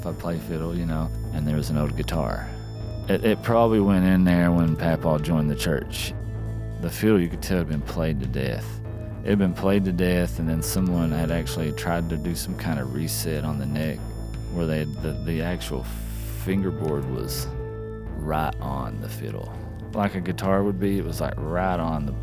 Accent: Appalachia, United States; as an artist, as Appalachian

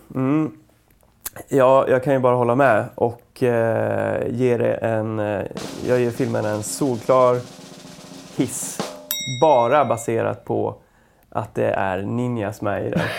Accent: Ljusne, Gävleborg County, Sweden; det här hände då i Ljusne, där jag växte upp

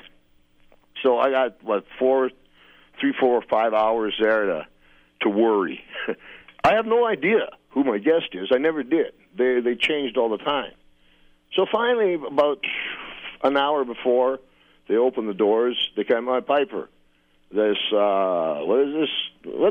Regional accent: Saskatoon, Saskatchewan, Canada; I was born in Saskatoon.

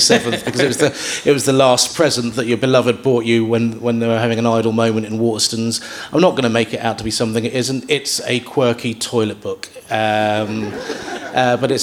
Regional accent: London, United Kingdom; I'm from South London

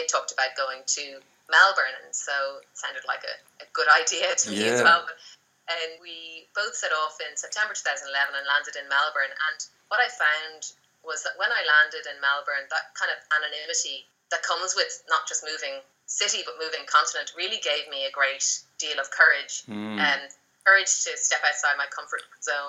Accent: Dublin, Leinster, Ireland; moved away as an adult; now in Australia; I was born in Ireland and I came to Australia 5 years ago. I grew up in Dublin

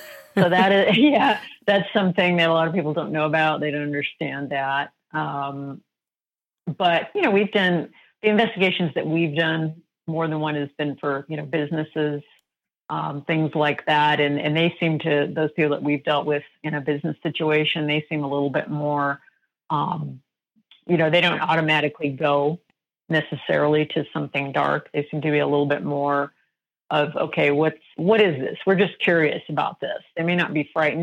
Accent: Colorado, United States; now in Arizona, United States; I grew up in Colorado

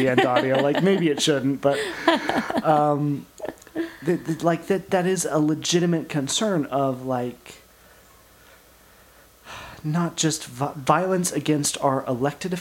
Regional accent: Camas, Washington, United States; I grew up in the Camas Washougal area, downtown Camas, downtown Washougal. That's my home stomping grounds

